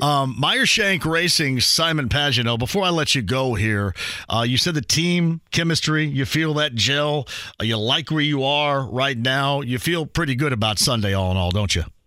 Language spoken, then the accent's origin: English; Indiana, United States; I'm here from from Indiana